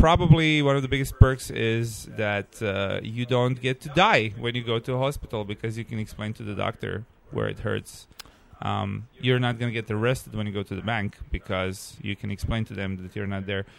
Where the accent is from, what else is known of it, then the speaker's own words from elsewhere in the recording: Croatia; moved away as an adult; now in Xiamen, China; I come from Croatia, and I came to Xiamen 8 years ago